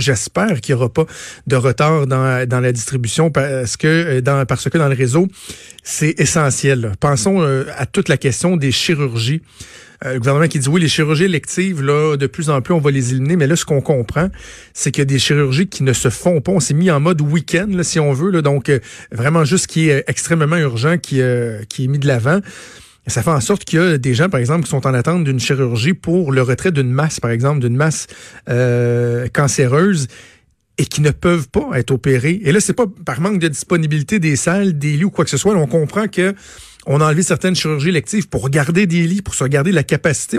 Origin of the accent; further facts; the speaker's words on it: Quebec, Canada; chez nous au Québec